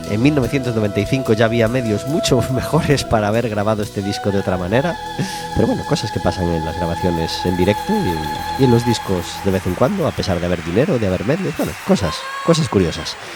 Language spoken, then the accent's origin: Spanish; Galicia, Spain; así somos los gallegos.